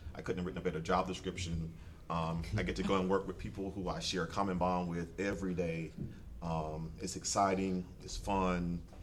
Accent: South Carolina, United States; moved away as an adult; also born or lived in Texas; now in Baltimore, United States; I'm from South Carolina

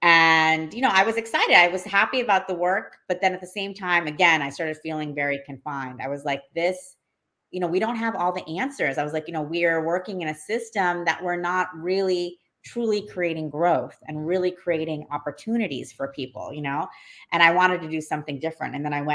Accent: Saudi Arabia; also born or lived in New Orleans, United States / Bangladesh; this very multicultural upbringing of New Orleans, Saudi Arabia and Bangladesh. And, you know, while growing up in Saudi Arabia, I would visit both countries all the time

